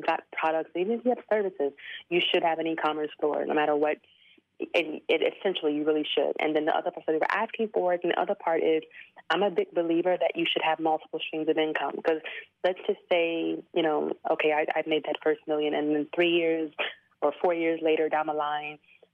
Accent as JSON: {"language": "English", "town": "Houston", "region": "Texas", "country": "United States", "tie": "born or raised there", "also_born_or_lived": "Chiang Mai, Thailand", "moved": "as an adult", "said": "I'm from Houston, Texas"}